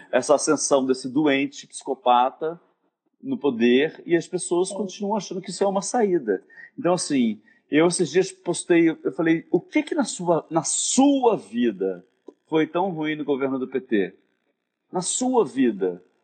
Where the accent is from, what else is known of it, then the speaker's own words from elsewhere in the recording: Rio de Janeiro, Brazil; eu vim da Tijuca, né, de uma, um colégio de, de padre, com um pai juiz, uma mãe dona de casa, classe média alta